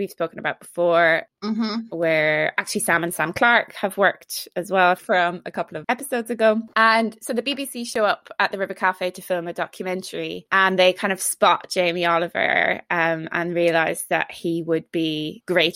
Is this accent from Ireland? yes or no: yes; Ireland; accent: Irish; my Irish accent